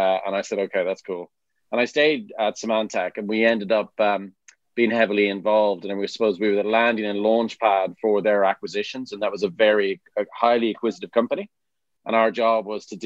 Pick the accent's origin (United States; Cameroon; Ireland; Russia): Ireland; Dublin, Leinster; now in Stroud, United Kingdom; you can tell from my accent, from Dublin, Ireland